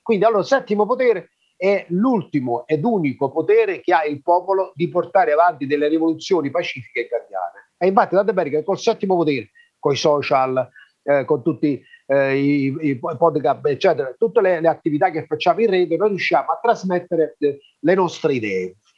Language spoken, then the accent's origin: Italian; Magna Graecia, Southern Italy, Italy; noi siamo della Magna Grecia